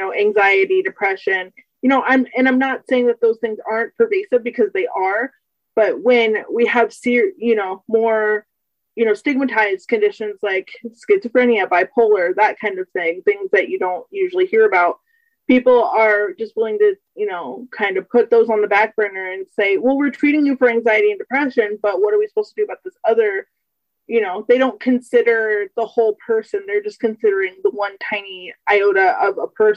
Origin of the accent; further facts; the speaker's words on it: United States; I'm 24 from the United States